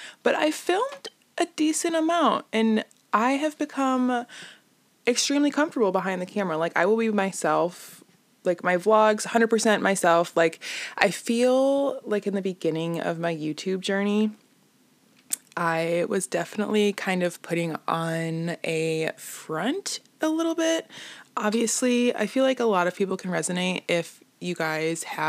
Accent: Illinois, United States; I'm from Illinois

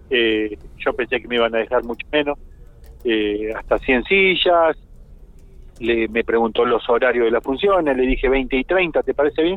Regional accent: Argentina; somos argentinos

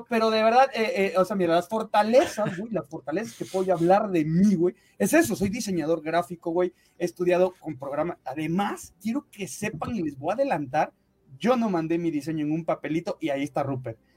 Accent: Mexico; eh, evidentemente yo soy orgullosamente mexicano, señores

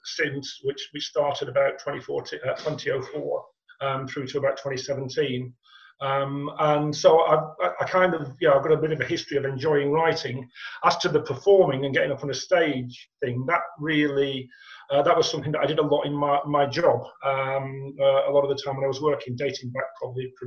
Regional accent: Ashton-under-Lyne, North West England, United Kingdom; moved away as an adult; now in Manchester, United Kingdom; I was brought up in Ashton

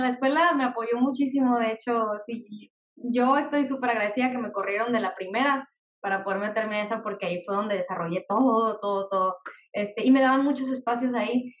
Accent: Mexicali, Baja California, Mexico; soy aquí de Mexicali, Baja California

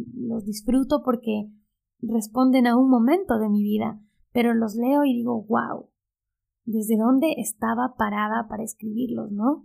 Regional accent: Ecuador; moved away as an adult; now in Buenos Aires, Argentina; Soy ecuatoriana.

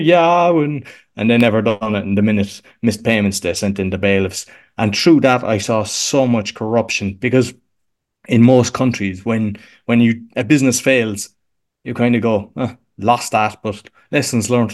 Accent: Cork, Munster, Ireland; accent: Irish; moved away as an adult; now in Łódź, Poland; I'm here sixteen years, but I'm originally from Cork in Ireland.

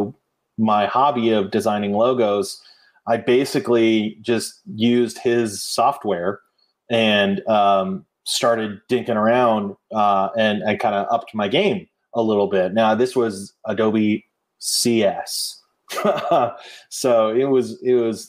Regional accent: near Stanford University, California, United States; I grew up near Stanford University

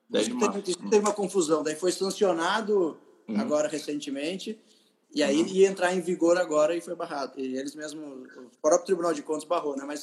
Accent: Taubaté, São Paulo, Brazil; also born or lived in Tremembé / United States; Eu nasci em Tremembé, sou Vale Paraibano. Eu nasci em Tremembé. Eu morei eh, grande parte da minha vida em Taubaté, onde eu moro hoje, né? Então, morei até os 16 anos em Taubaté.

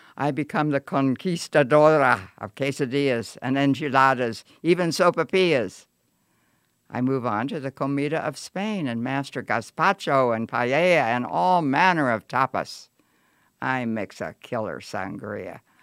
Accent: Lewistown, Pennsylvania, United States; my hometown, Lewistown

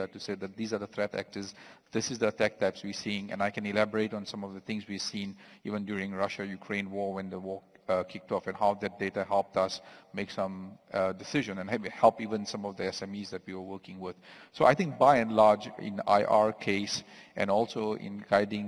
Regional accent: South Africa; I am from South Africa itself.

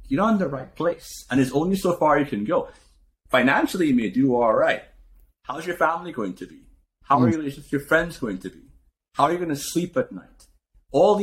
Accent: Trinidad & Tobago; moved away as an adult; now in United States; I came from Trinidad, I had $500 in my pocket when I came here

